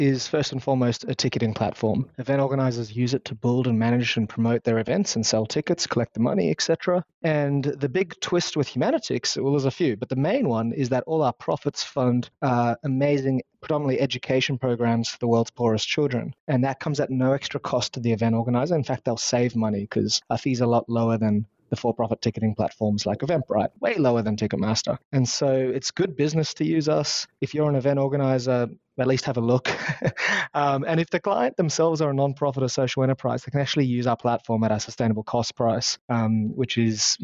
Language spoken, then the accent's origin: English; Australia; accent: Australian; you can probably tell from my accent for your audience, I'm from Australia.